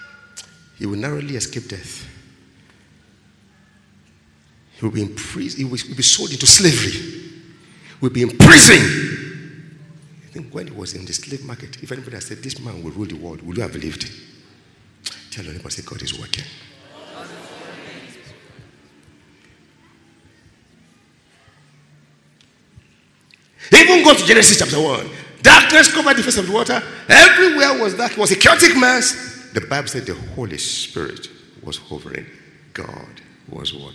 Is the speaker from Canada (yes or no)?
no; Nigeria; I'm a Nigerian.